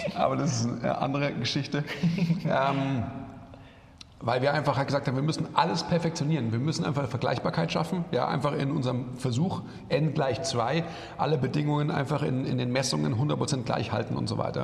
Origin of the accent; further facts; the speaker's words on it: Munich, Bavaria, Germany; ich bin ja eigentlich Münchner oder im Münchner Umland aufgewachsen